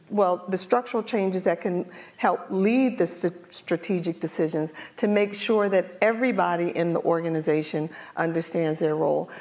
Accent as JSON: {"language": "English", "town": "Philadelphia", "region": "Pennsylvania", "country": "United States", "tie": "born or raised there", "said": "I'm from North Philadelphia"}